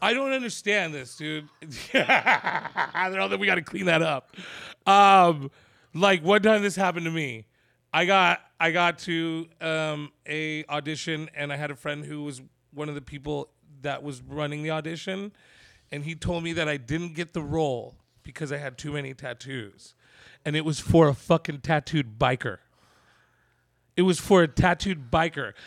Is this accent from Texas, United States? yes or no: no; San Jose, California, United States; I'm from San Jose